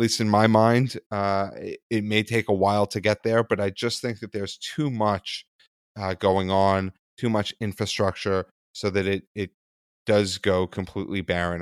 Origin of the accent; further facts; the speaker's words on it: New York City, New York, United States; I was born in Manhattan on the Upper East Side